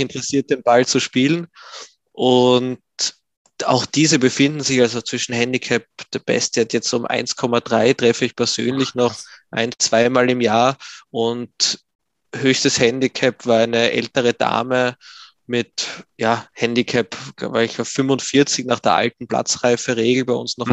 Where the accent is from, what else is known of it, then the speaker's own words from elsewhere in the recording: Graz, Styria, Austria; Ich bin geboren und groß geworden in Graz in Österreich